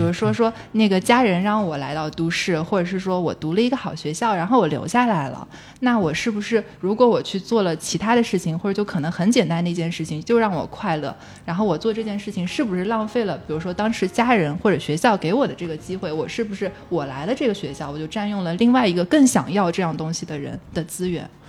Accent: southern China, China; accent: southern; 我是南方人

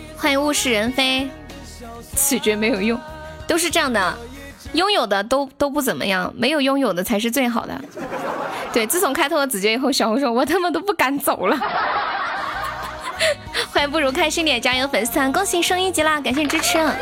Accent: Sichuan, China; moved away as an adult; also born or lived in Shenzhen / Xi'an; 我是四川的呀

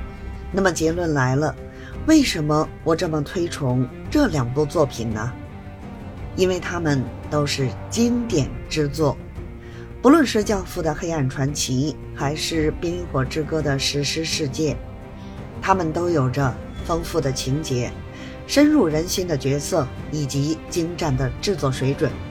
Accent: Beijing, China; ，希望呢，大家每天都能享受到电影和电视剧带来的欢乐。

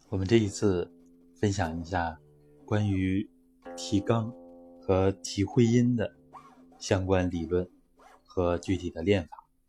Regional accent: China; 我们中国人

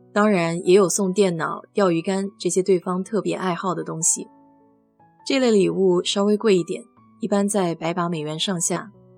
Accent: China; now in United States; 我们中国人

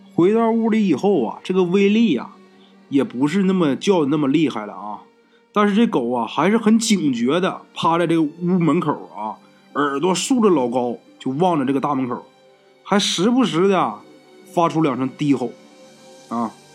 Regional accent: Northeast China, China; 小东呢，也是咱们东北人，他是吉林延吉的啊，这哥们儿。

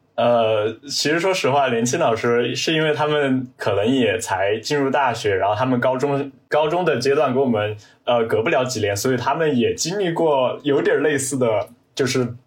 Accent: Chongqing, China; 我来自于重庆，就读于重庆的一所直属小中学

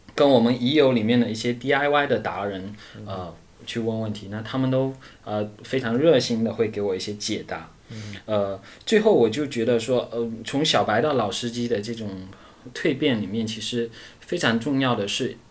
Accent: Fuzhou, Fujian, China; 我是出生在福建，呃，福州这边，然后呢，呃，实际上我们福建这边也是比较著名的侨乡，所以，呃，从小就有一颗向南洋的心

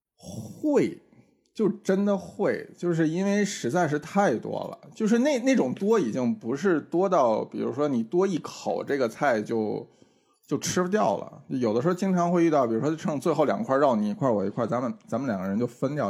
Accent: Tianjin, China; moved away; 我有的时候周末会回天津

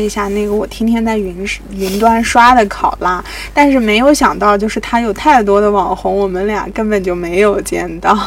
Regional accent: Anhui, China; 我是安徽人祖籍

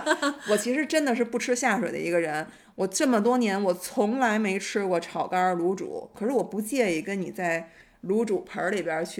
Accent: Dewai, Beijing, China; 我小时候住在德外，

